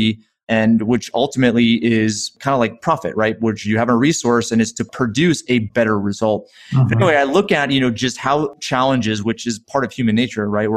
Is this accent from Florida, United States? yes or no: no; right outside of Hartford, Connecticut, United States; I grew up right outside of Hartford, Connecticut